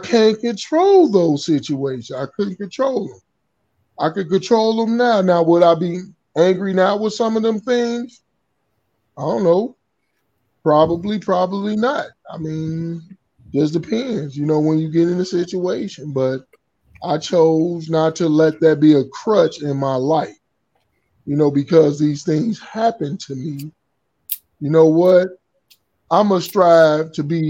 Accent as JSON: {"language": "English", "town": "Chicago", "region": "Illinois", "country": "United States", "tie": "born or raised there", "said": "I grew up in Chicago"}